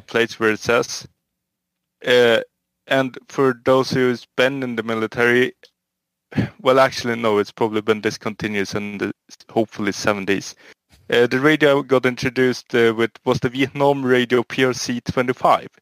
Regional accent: Sweden; I'm from Sweden.

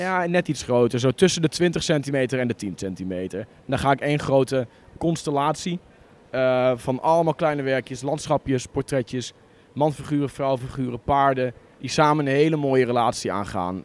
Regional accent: Borne, Overijssel, Netherlands; moved away as an adult; also born or lived in Enschede; ik kom uit een dorpje in, uh, in Twente, Borne

